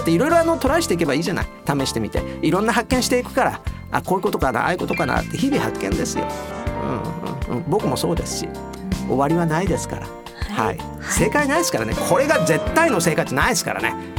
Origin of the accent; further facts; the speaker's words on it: Osaka, Japan; accent: Osaka dialect